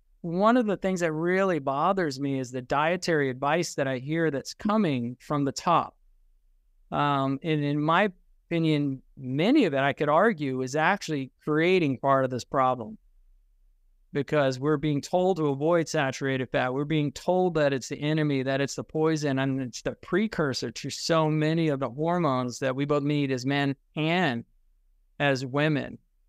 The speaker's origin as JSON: {"language": "English", "town": "Richmond", "region": "Virginia", "country": "United States", "tie": "born or raised there", "also_born_or_lived": "Germany", "said": "I was actually born in Germany, and then I was raised in Richmond, Virginia. And forgive me for that."}